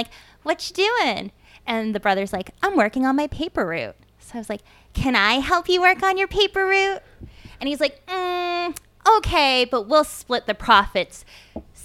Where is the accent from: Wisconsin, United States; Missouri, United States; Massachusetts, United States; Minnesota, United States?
Massachusetts, United States; Dracut; also born or lived in Lowell, Massachusetts; We grew up in Lowell in Dracut, Massachusetts.